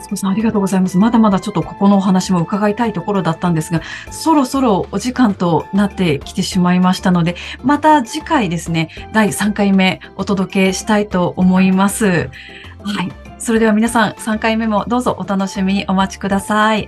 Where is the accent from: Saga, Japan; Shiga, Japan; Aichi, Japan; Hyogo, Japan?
Aichi, Japan; moved away as an adult; also born or lived in Morioka, Iwate / Tokyo; 私は愛知県出身で、今もですね、名古屋に住んでいます。